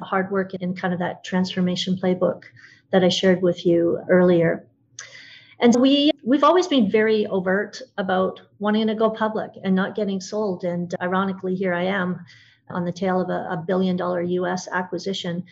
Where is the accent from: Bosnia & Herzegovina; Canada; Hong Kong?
Canada; I'm Canadian